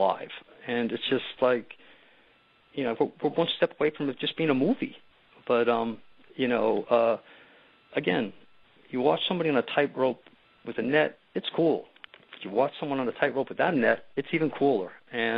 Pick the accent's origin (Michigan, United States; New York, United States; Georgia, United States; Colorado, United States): New York, United States; New York City; I grew up in New York City